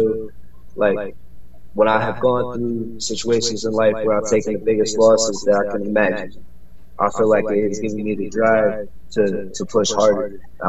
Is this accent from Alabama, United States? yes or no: no; Florida, United States; born there; also born or lived in New York; now in Charlotte, United States; Florida-born artist. I've traveled most of my life. I live currently in Charlotte, North Carolina. I moved out here from New York.